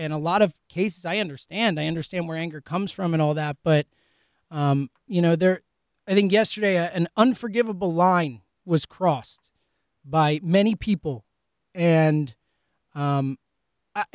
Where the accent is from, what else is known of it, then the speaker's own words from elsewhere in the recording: United States; as an American, as someone who loves this country, who's grown up lucky to receive a lot of the benefits that this country offers